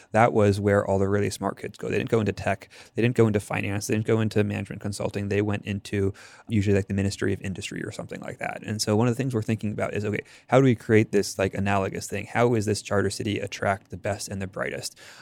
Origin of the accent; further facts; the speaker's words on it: Bethesda, Maryland, United States; I grew up in Bethesda